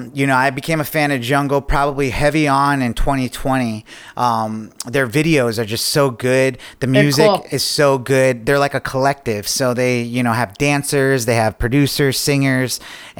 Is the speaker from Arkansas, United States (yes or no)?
no; Lake George, New York, United States; moved away; I'm heading back to my hometown of Lake George this weekend